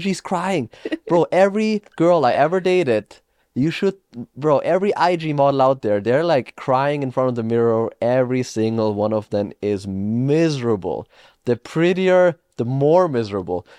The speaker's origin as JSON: {"language": "English", "country": "Austria", "moved": "yes", "said": "I am from Austria"}